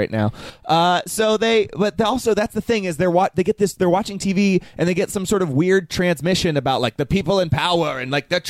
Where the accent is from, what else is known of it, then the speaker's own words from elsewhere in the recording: California, United States; One of the attractions in my hometown is called the Nut Tree, and there's a little train you can go ride around.